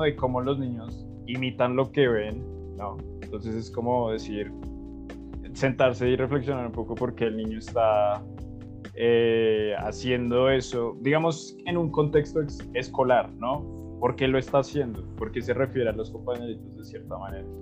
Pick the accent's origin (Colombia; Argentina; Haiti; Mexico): Colombia; entendiendo ese tribu como colombianos